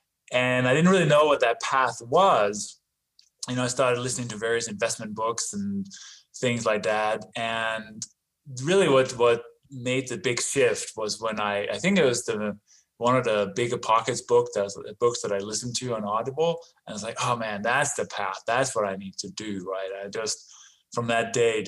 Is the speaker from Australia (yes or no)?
no; Denmark; English is a second language; also born or lived in London, England; now in United States; a little bit of an accent and sort of an unusual name. I was not born in this country, actually. I was born in Denmark